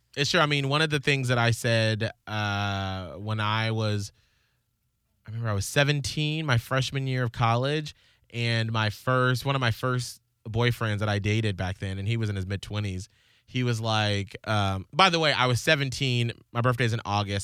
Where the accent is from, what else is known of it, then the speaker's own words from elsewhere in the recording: Atlanta, Georgia, United States; in Atlanta growing up